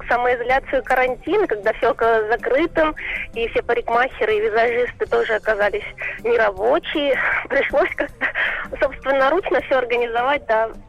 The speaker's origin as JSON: {"language": "Russian", "town": "Gelendzhik", "region": "Krasnodar Krai", "country": "Russia", "tie": "born there", "lives_now": "Novorossiysk, Russia", "said": "Я родилась в Геленджике, а живу да. в Новороссийске."}